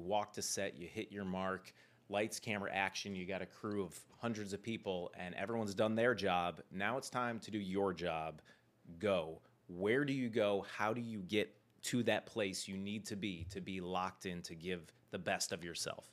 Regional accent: Cleveland, Ohio, United States; I did a lot of acting when I was a kid growing up in Cleveland

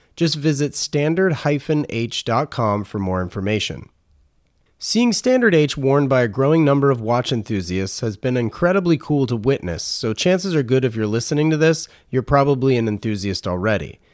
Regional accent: Raleigh, North Carolina, United States; moved away; I grew up in Raleigh

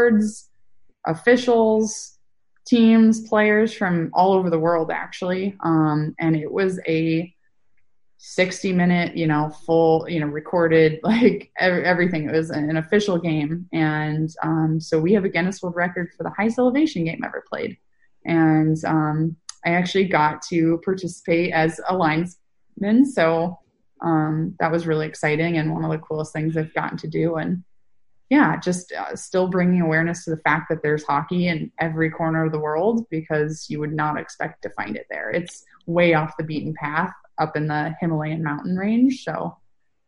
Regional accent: Northern California, United States; the team I grew up following the most would be the Sharks, since I'm from Northern California.

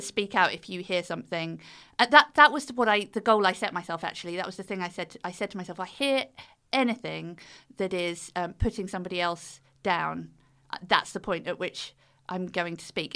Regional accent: United Kingdom; accent: British; the British accent just did me so well over there

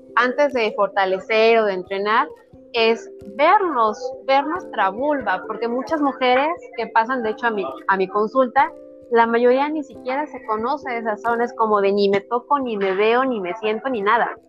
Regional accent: Hidalgo, Mexico; also born or lived in Mexico City; Sí, soy del estado de Hidalgo, de un pueblo alejado de la mano de Dios

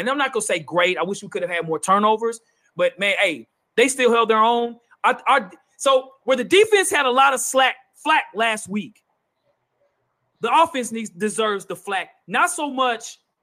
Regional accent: Nashville, Tennessee, United States; we're from Nashville, born and raised

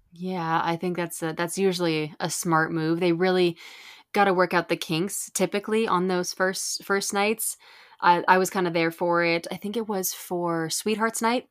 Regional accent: Southern California, United States; I grew up in Southern California, I've been here since I was nine years old

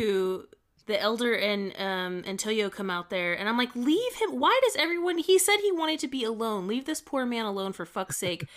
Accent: United States; I'm an American, and in America, we're very individual

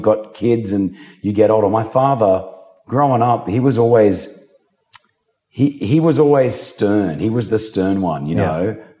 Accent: Sydney, New South Wales, Australia; We grew up in Sydney, Australia, a typical Lebanese family. Mum and dad migrated from Lebanon when they were younger because of the war.

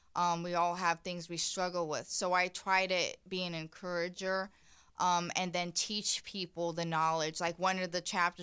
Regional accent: Indiana, United States; And I'm from Indiana, and I really never liked that. I call it small town mentality.

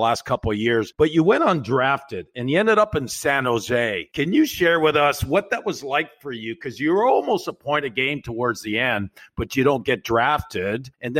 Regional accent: Sudbury, Ontario, Canada; I'm from Sudbury.

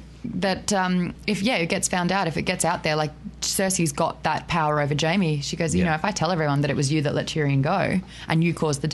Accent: Australia; As an Australian

